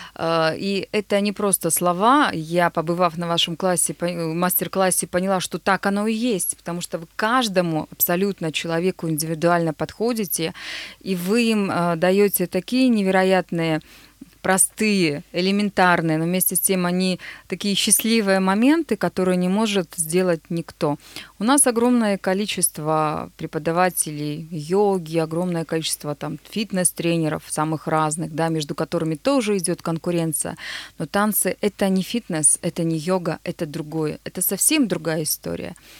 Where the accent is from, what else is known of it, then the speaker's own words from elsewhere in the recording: Nizhny Tagil, Sverdlovsk Oblast, Russia; moved away; открыть в моем родном городе танцевальную студию Max Dance